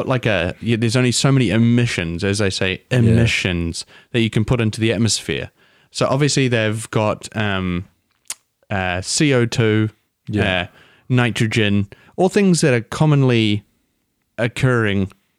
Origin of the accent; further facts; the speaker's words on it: Cardiff, Wales, United Kingdom; Cardiff. I'm from Cardiff.